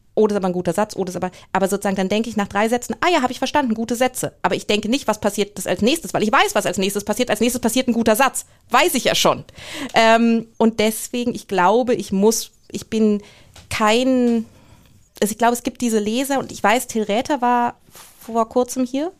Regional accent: Germany; moved away as an adult; also born or lived in England; als Deutscher

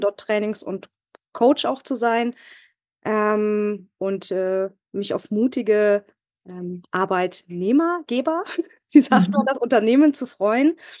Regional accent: Northern Germany, Germany; moved away as an adult; now in Bavaria, Germany; Ich komme ursprünglich aus Norddeutschland

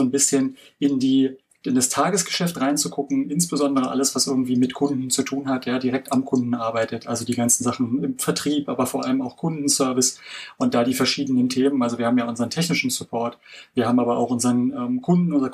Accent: Berlin, Germany; Aber ich wollte schon auch was zum Oktoberfest fragen, als, äh, ja, als Berliner hier.

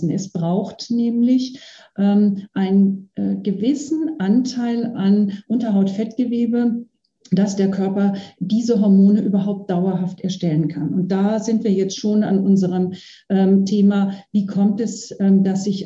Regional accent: Bavaria, Germany; ich komme aus Bayern, ich kenne die aus dem bayerischen Raum eher.

